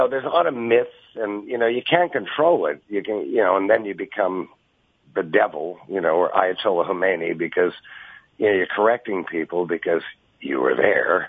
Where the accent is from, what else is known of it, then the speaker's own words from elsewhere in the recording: New York, United States; I'm from New York